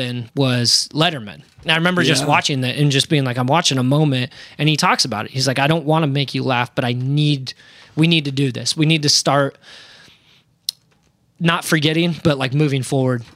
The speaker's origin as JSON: {"language": "English", "region": "Iowa", "country": "United States", "tie": "born or raised there", "said": "my hometown got hit"}